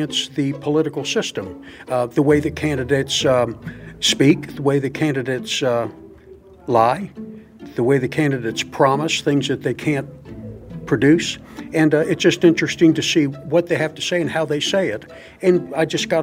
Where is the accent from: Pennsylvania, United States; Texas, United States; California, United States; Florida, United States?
Florida, United States; Ocala; I'm from Ocala, Florida